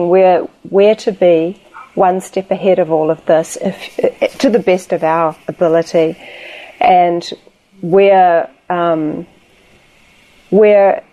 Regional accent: New Zealand; my home country of New Zealand

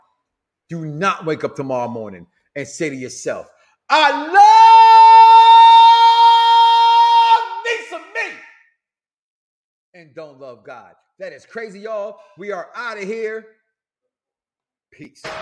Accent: Chicago, Illinois, United States; I'm from Chicago

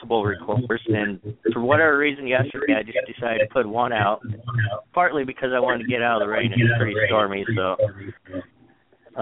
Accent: Longview, Washington, United States; I grew up here in Washington State. I actually grew up in Longview

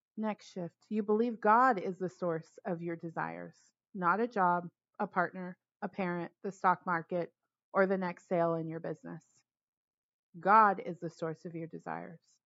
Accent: Los Angeles, California, United States; moved away as an adult; now in Bay Area, United States; I'm originally from Los Angeles, but I haven't lived there in 15 years. I've been in the Bay Area 16, maybe 17 years now.

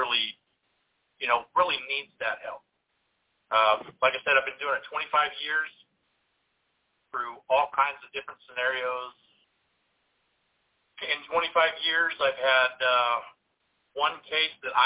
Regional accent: Central Valley of California, United States; also born or lived in northern Mississippi; now in Mississippi, United States; I'm from the Central Valley of California, but I live in northern Mississippi

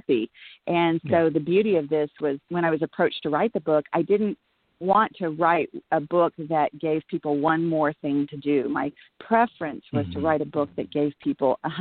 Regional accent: Texas, United States; moved away; also born or lived in Los Angeles / New York; raised in Texas, and you know, grassroots and just Bible Belt area

